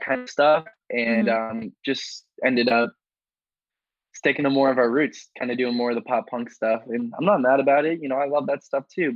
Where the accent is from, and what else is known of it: New York, United States